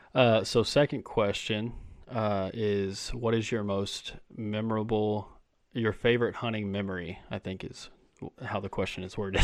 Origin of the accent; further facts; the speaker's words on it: Texas, United States; I'm from Texas